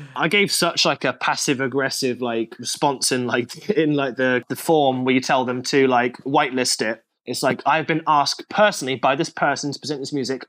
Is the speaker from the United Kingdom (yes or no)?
yes; United Kingdom; I'm British